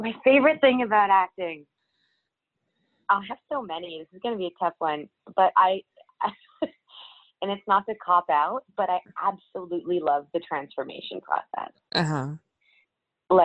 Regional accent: Surrey, British Columbia, Canada; also born or lived in Vancouver; I was born and raised in Vancouver, and then I grew up in a town called Surrey for my entire youth, and then I moved back to Vancouver as I was starting university.

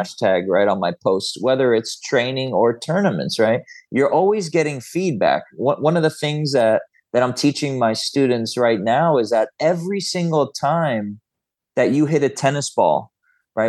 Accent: Florida, United States; I grew up in Florida

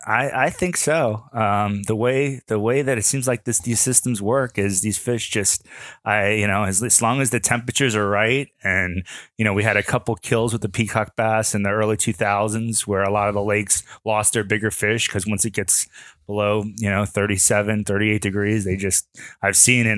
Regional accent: Fort Lauderdale, Florida, United States; I grew up in Fort Lauderdale

